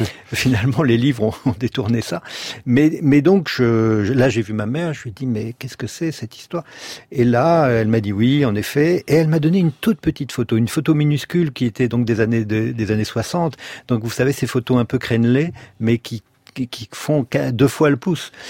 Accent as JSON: {"language": "French", "town": "La Rochelle", "region": "Nouvelle-Aquitaine", "country": "France", "tie": "born or raised there", "also_born_or_lived": "Bordeaux", "said": "nous avons déménagé de Bordeaux, qui était toute noire en 70, à La Rochelle"}